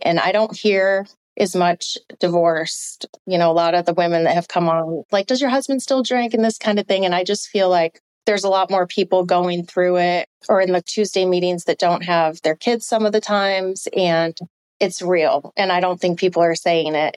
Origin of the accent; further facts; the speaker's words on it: upstate New York, United States; moved away; my hometown, to my lake in upstate New York